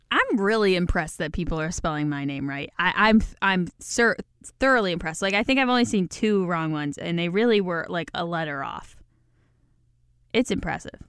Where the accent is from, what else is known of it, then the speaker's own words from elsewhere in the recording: Midwest, United States; accent: Midwest; My disgusting Midwest accent